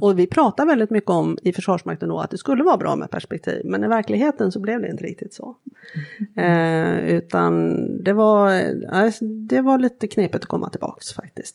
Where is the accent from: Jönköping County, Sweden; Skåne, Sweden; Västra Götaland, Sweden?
Västra Götaland, Sweden; outside Gothenburg; uppvuxen eh, utanför Göteborg, jag är enda barnet. Och och eh, bodde först inne i Göteborg tills jag var sju år